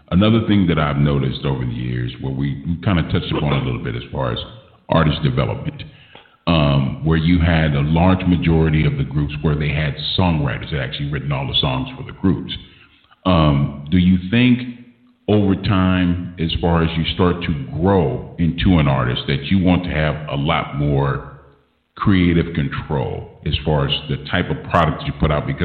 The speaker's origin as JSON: {"language": "English", "town": "Los Angeles", "region": "California", "country": "United States", "tie": "born or raised there", "said": "growing up in South Central"}